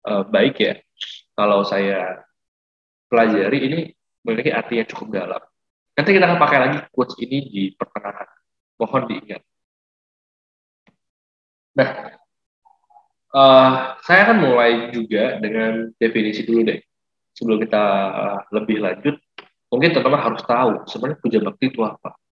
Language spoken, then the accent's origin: Indonesian; Palembang, South Sumatra, Indonesia; saya dari Palembang.